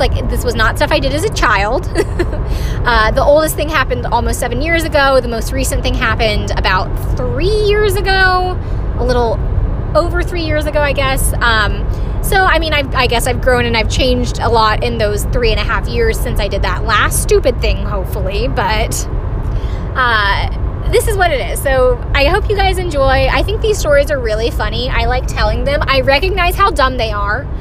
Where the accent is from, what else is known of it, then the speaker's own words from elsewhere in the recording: Greenville, South Carolina, United States; now in North Carolina, United States; I am someone who was born and raised in South Carolina